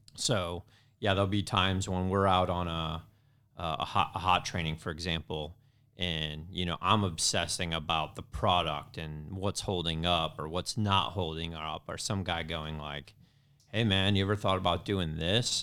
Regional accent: Indiana, United States; moved away as an adult; also born or lived in California; I grew up in Indiana, so I was a Indiana boy living on the West Coast

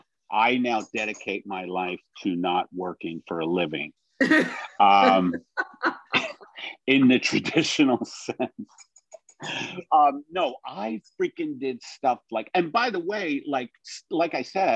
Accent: New York City, New York, United States; I was born in Brooklyn

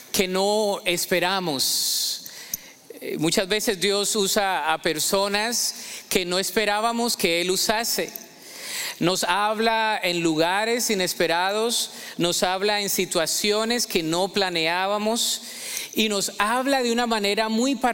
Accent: Mexico; now in Colombia; Yo soy un mexicano adoptado como colombiano, pero aquí tenemos muchos mexicanos.

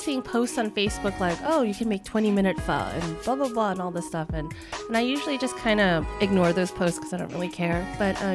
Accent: Los Angeles, California, United States; LA, my hometown.

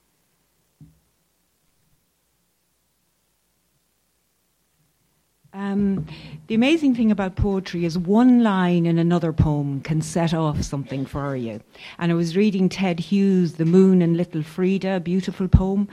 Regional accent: County Roscommon, Connacht, Ireland; the farm that Andrew and I grew up on in County Roscommon

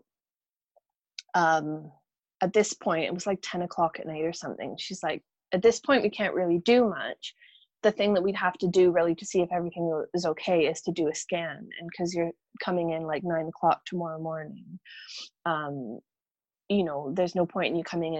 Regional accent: Canada; now in Scotland; I'm originally from Canada

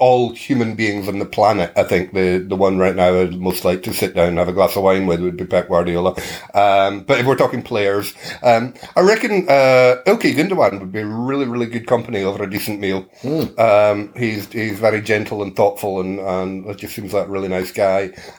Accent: Scotland, United Kingdom; I'm Scottish

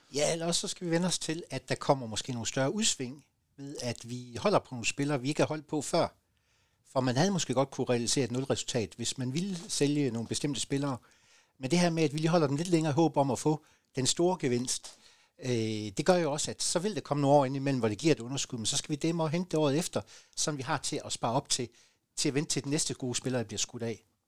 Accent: Southern Jutland, Southern Denmark, Denmark; som sønderjyder øh, og som sønderjyske identitet

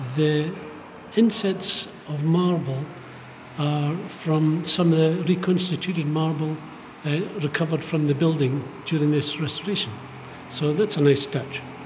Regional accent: Fraserburgh, Scotland, United Kingdom; I was born in Fraserburgh, a little bit further north. And when I left school, I was an apprentice in a granite yard

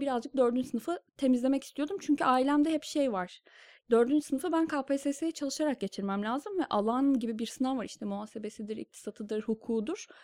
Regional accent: Kırşehir, Kırşehir Province, Turkey; moved away as an adult; also born or lived in Bursa; now in Istanbul, Turkey; biz iki küçük kardeş Kırşehir'de doğduk büyüdük.

